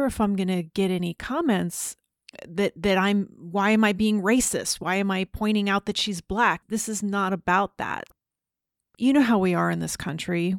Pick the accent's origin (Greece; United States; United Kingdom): United States; Growing up in the United States as obviously a woman